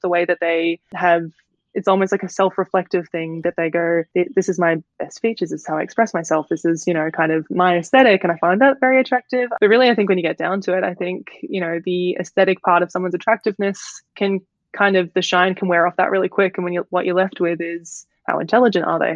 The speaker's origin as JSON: {"language": "English", "town": "Melbourne", "region": "Victoria", "country": "Australia", "said": "I'm from Melbourne"}